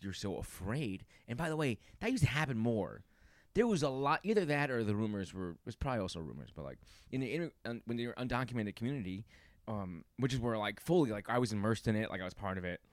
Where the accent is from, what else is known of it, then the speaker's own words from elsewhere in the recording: New York, United States; My family's from there, but I was raised here in New York.